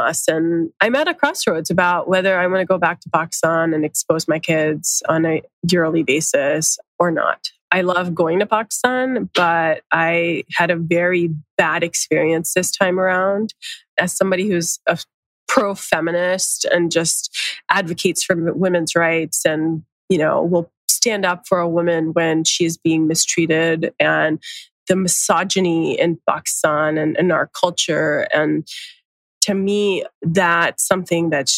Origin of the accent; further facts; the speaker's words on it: Atlanta, Georgia, United States; accent: Americanized; moved away as an adult; now in San Francisco, United States; growing up in Georgia